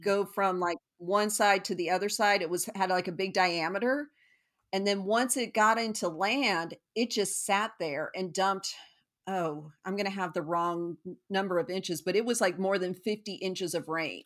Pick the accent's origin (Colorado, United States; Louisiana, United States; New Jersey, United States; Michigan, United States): Colorado, United States; Parker; moved away as an adult; also born or lived in Aurora, Colorado / Evanston, Illinois / Houston, Texas; I am originally from Colorado